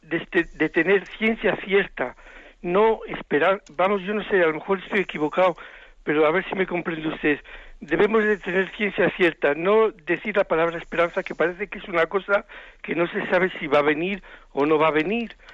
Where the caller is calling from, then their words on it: Zamora, Castile and León, Spain; Yo soy de Zamora, Padre Munilla.